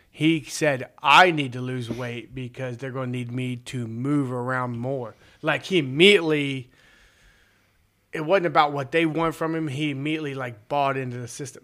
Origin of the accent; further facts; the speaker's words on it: Southeastern Ohio, United States; I am from Southeastern Ohio